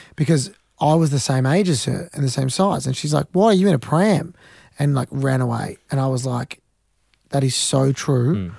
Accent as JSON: {"language": "English", "country": "Australia", "said": "I'm an Australian tennis player"}